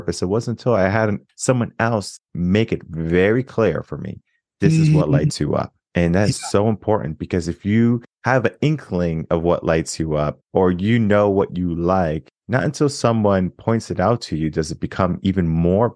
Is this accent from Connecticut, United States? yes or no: yes; Connecticut, United States; moved away as an adult; now in Texas, United States; I was born and raised in Connecticut, moved to Texas 2016